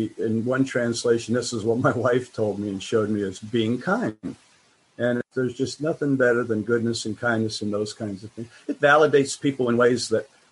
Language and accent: English; United States; I'm American